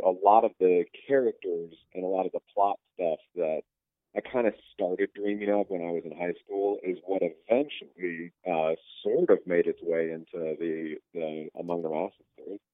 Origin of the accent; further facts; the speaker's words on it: Northwest Indiana, United States; also born or lived in Beaumont, Texas; I was born in Northwest Indiana, but then when I was pretty young, we moved to Texas, down by uh, um, pretty close to Beaumont, okay. Texas, and lived there for a, a something like six or seven years when I was a kid. And then we moved back up to Northwest Indiana, and I was there through like high school and junior high